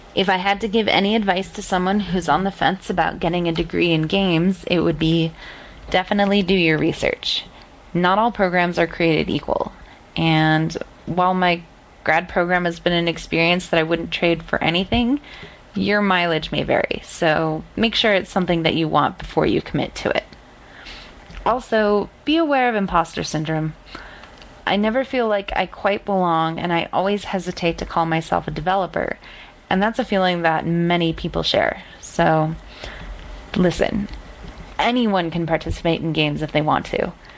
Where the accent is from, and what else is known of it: Salt Lake City, Utah, United States